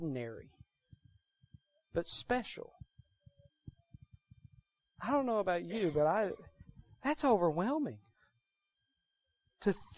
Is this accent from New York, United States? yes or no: no; Texas, United States; moved away as an adult; I grew up in Texas